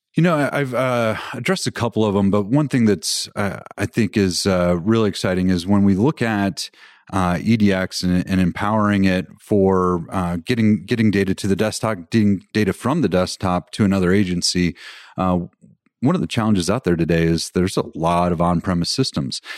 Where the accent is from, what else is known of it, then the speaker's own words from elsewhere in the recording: Colorado, United States; I'm from Colorado